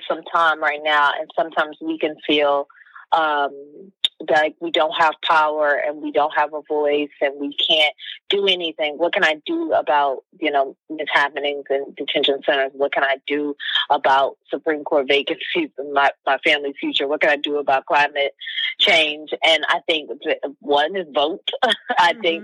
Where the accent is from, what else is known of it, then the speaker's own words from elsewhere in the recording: Midwest, United States; I'm a girl from the Midwest